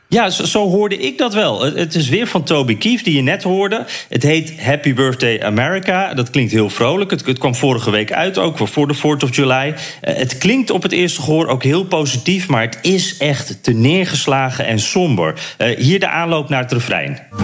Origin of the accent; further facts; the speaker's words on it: Netherlands; als Nederlander